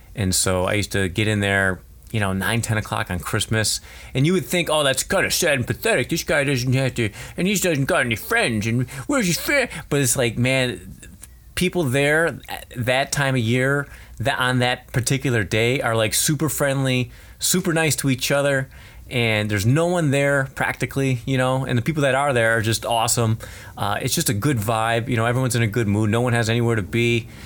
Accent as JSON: {"language": "English", "country": "United States", "said": "it's tough being American"}